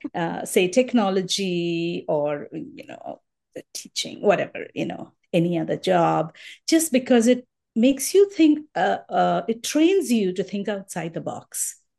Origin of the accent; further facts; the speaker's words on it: Mumbai, Maharashtra, India; moved away as an adult; also born or lived in Colorado, United States; now in Minnesota, United States; Born, I mean, brought up in Bombay, so most of my life I was in Bombay